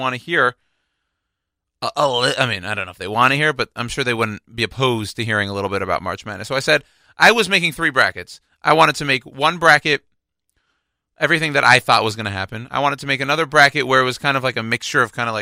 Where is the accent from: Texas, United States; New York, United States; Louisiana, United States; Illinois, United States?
Texas, United States; Houston; my hometown, so the Houston Rockets